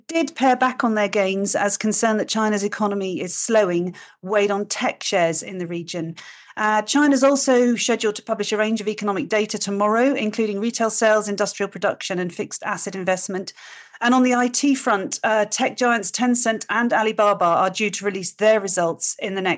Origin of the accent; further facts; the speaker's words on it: United Kingdom; being British